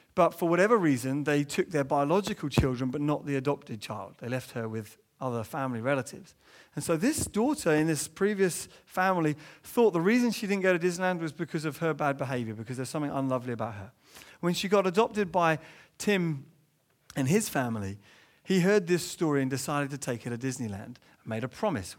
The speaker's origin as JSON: {"language": "English", "region": "England", "country": "United Kingdom", "tie": "born or raised there", "said": "as an Englishman growing up"}